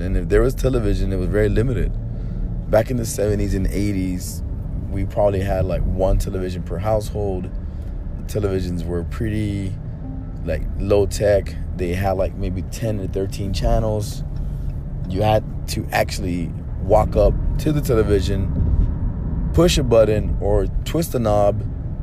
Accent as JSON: {"language": "English", "town": "Chicago", "region": "Illinois", "country": "United States", "tie": "born or raised there", "first_language": "Spanish", "said": "I was born in Chicago, Illinois, and my mom and dad, they basically spoke Spanish to me for my first 2 years of life"}